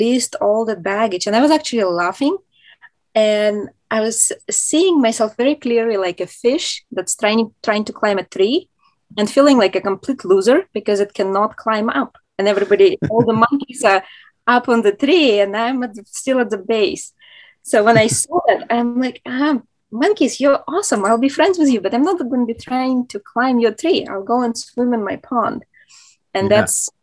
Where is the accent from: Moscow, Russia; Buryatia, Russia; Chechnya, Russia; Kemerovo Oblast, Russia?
Moscow, Russia; now in United States; I'm originally from Moscow, Russia, which is a huge city.